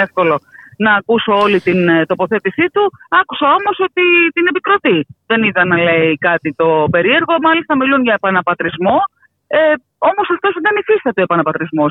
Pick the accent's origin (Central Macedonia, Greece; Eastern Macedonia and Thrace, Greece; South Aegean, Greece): South Aegean, Greece; Cyclades; ω κυκλαδίτησα και ω μαξιότησα